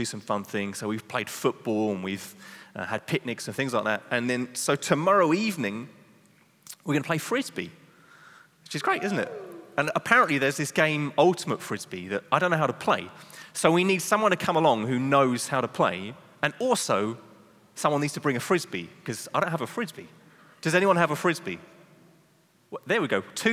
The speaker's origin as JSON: {"language": "English", "region": "England", "country": "United Kingdom", "moved": "yes", "lives_now": "Netherlands", "said": "I'm English"}